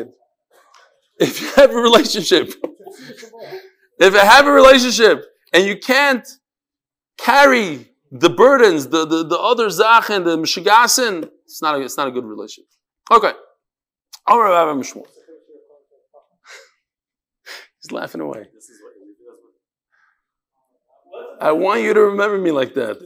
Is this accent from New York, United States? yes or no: yes; New York, United States; I'm from New York